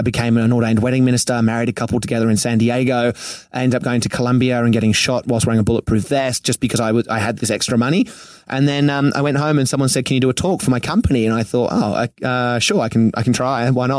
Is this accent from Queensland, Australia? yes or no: no; Sydney, New South Wales, Australia; moved away as an adult; also born or lived in Venice Beach, Los Angeles; now in Los Angeles, United States; I come from Manly in Sydney, which is on the beach.